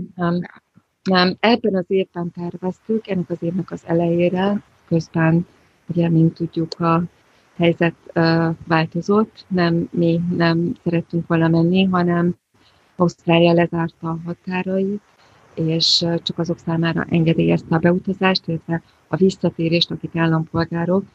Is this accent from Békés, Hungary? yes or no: no; Budapest, Hungary; moved away as an adult; now in Australia; én egy ilyen borzasztó városlakó voltam. Budapesti dzsungel kellős közepén